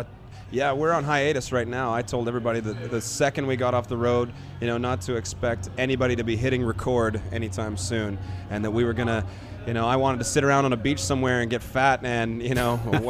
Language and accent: English; Vancouver, British Columbia, Canada; I am from Vancouver.